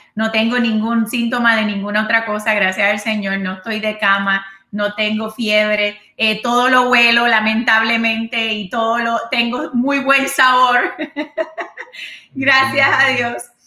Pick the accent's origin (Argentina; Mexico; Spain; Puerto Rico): Puerto Rico; moved away; allá en mi isla de, encanto